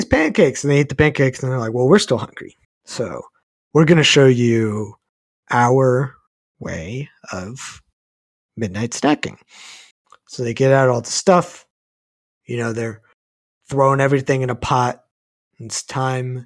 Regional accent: Texas, United States; I'm from Texas. Not a lot of opportunities to go snowboarding in Texas.

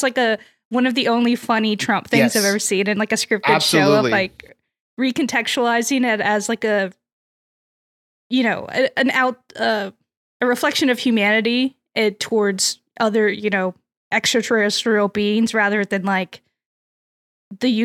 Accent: United States; as an American

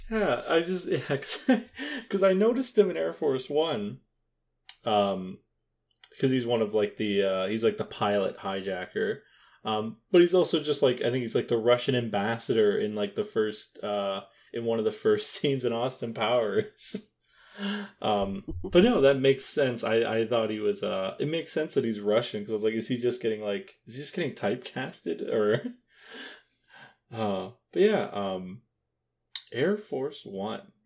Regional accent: Canada; as a, as a Canadian

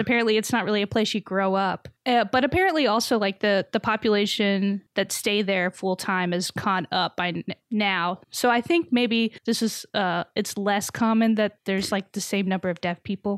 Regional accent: Texas, United States; I grew up in Texas

